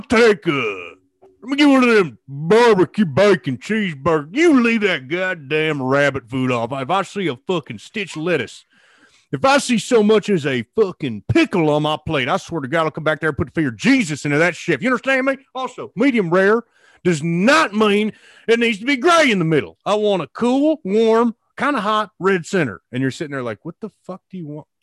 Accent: Illinois, United States; growing up in Illinois

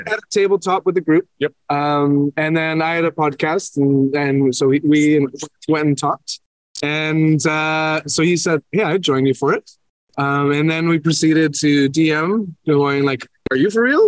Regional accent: Canada; I'm from Canada

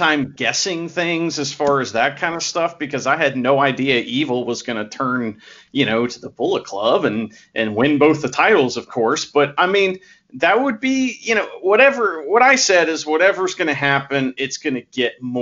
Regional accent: United States; I'm from America

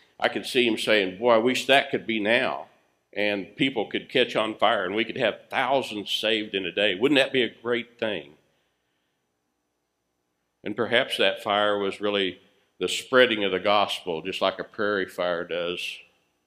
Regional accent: United States

